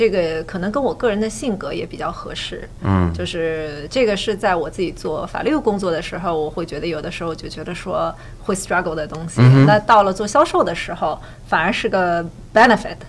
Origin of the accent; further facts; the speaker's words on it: China; moved away as an adult; 我在亚洲出生长大，在中国出生长大。